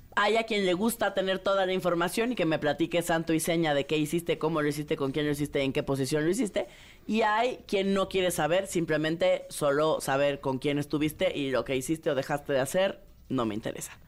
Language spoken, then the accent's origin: Spanish; Mexico